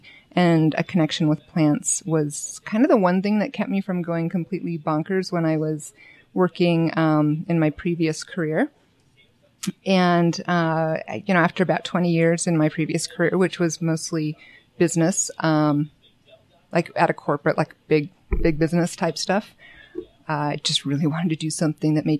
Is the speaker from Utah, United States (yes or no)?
yes; Bountiful, Utah, United States; I grew up in Bountiful. went to Bountiful High. I went to the University of Utah.